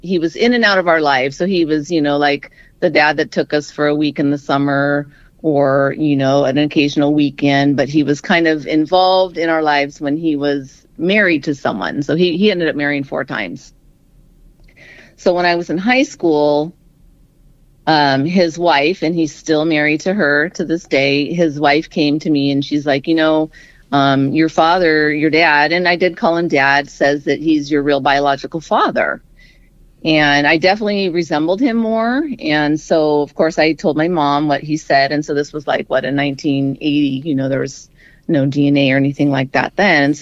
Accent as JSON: {"language": "English", "region": "Southern California", "country": "United States", "tie": "born or raised there", "said": "I was born and raised in Southern California"}